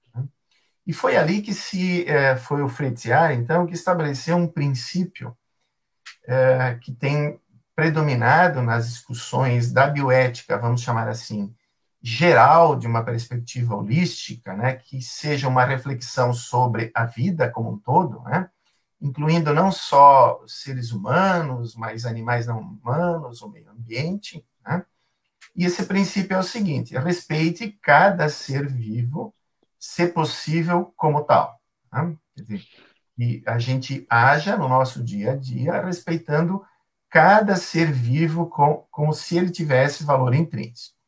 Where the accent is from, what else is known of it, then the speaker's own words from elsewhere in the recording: Paraí, Rio Grande do Sul, Brazil; also born or lived in Caxias do Sul; eu sou eh, natural de Paraí, Rio Grande do Sul, sou gaúcho